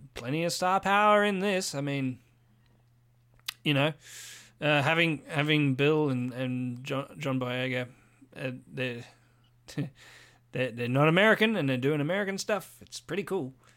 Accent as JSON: {"language": "English", "country": "Australia", "said": "I'm Australian"}